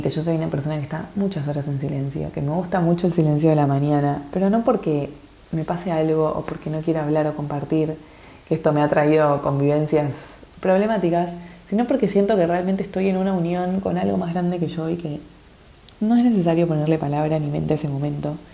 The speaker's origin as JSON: {"language": "Spanish", "country": "Argentina", "tie": "born or raised there", "lives_now": "-", "said": "me estoy preparando el corazón para ir a, mi país natal, para ir para Argentina unos meses"}